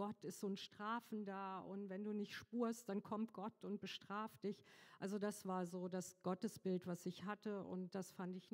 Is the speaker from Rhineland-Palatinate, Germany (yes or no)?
yes; Trier, Rhineland-Palatinate, Germany; now in Fengendorf, Germany; ich bin 58 Jahre alt, ich wohne im schönen Fengendorf auf dem Berg, komme gebürtig aus Trier, bin verheiratet, habe drei Kinder.